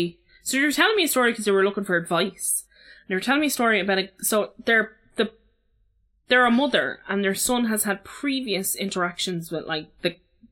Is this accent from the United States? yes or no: no; Dublin, Leinster, Ireland; I've lived in this house for like 15, 16 years. I'm from Ballyfermot.